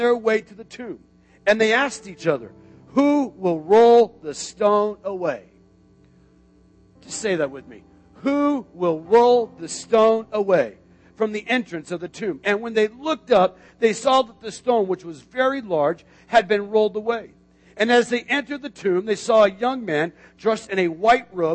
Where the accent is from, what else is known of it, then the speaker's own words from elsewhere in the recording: Tucson, Arizona, United States; now in Florida, United States; I grew up in Arizona, Tucson, Arizona